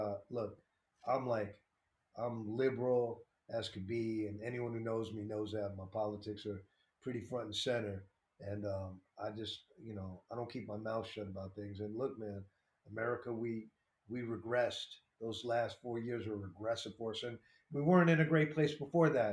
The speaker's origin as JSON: {"language": "English", "region": "New York", "country": "United States", "tie": "born or raised there", "said": "I'm from New York"}